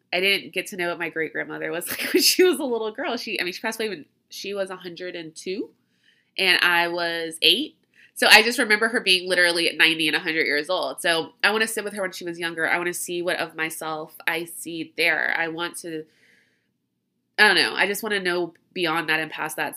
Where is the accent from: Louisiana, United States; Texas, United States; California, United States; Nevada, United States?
Louisiana, United States; I grew up in Louisiana